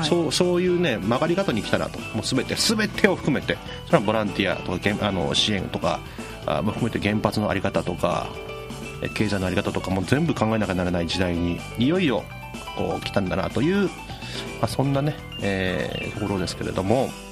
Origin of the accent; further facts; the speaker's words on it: Kyushu, Japan; born or raised there